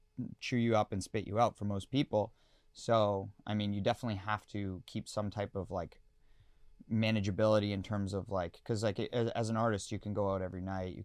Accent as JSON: {"language": "English", "town": "London", "region": "Ontario", "country": "Canada"}